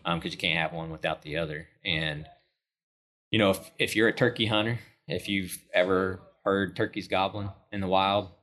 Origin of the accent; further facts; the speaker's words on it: Enid, Oklahoma, United States; I grew up in Northwest Oklahoma, Enid, Oklahoma